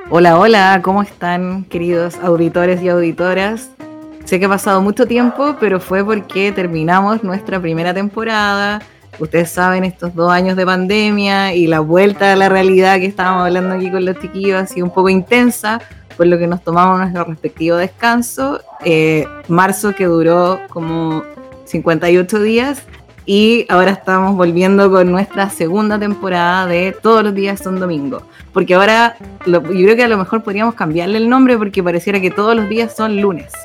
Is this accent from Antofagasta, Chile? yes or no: no; Santiago, Santiago Metropolitan Region, Chile; now in Atacama Region, Chile; soy oriunda de Santiago y de Peñalolén